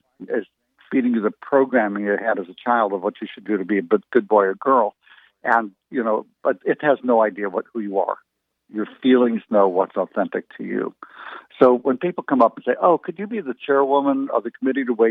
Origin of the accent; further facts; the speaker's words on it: United States; we grew up in the United States